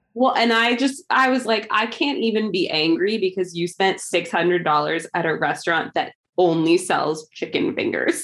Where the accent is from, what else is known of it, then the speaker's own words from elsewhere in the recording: Chicago, Illinois, United States; I am from Chicago.